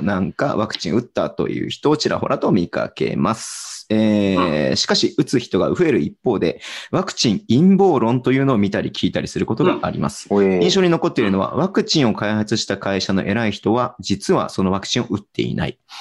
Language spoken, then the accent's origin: Japanese; Hokkaido, Japan; 北海道民